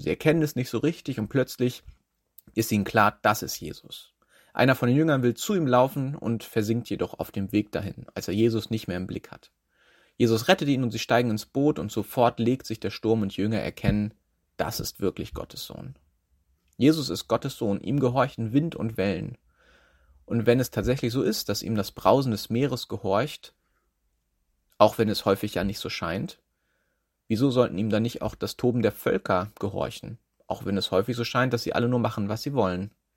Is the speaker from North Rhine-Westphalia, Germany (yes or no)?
no; Schleswig-Holstein, Germany; now in Schwerin, Germany; ich bin in Schleswig-Holstein aufgewachsen